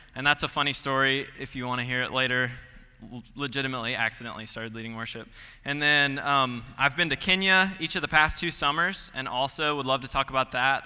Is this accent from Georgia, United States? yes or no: yes; Gainesville, Georgia, United States; moved away as an adult; I'm from Gainesville, Georgia, forty-five minutes northeast of Atlanta